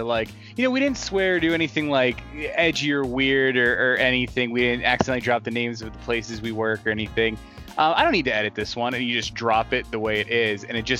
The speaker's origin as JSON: {"language": "English", "town": "Pittsburgh", "region": "Pennsylvania", "country": "United States", "said": "I mean, I'm from Pittsburgh. Yeah. I'm not a DC guy"}